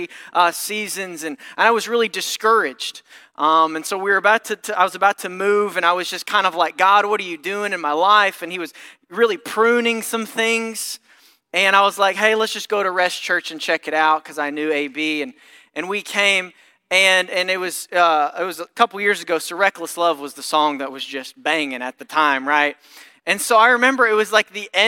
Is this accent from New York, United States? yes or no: no; Mayfield, Kentucky, United States; moved away as an adult; also born or lived in Murray, Kentucky; now in St. Louis, United States; I'm originally from Kentucky, so this is a bit of a homecoming